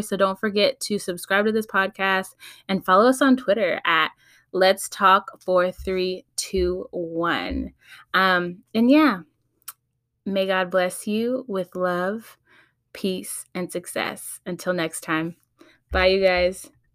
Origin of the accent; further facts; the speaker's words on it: Los Angeles, California, United States; also born or lived in Texas; I was born and raised in the Valley, San Fernali, San Fernando Valley, that is, L A County